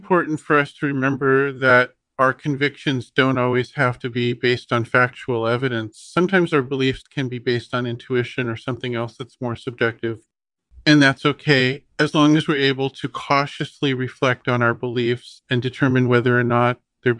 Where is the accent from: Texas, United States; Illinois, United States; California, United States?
California, United States; Los Angeles; born there; Yeah, so I was born in Los Angeles, which is supposedly one of the most boring places on earth.